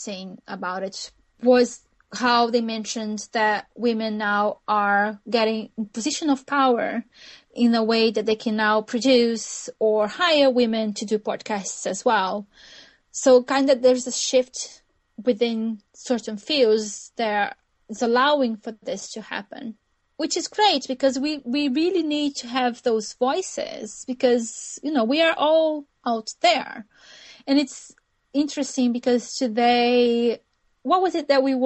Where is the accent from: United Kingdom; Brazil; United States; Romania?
Brazil; accent: Brazilian; English is a second language; moved away; my accent, which is a Brazilian accent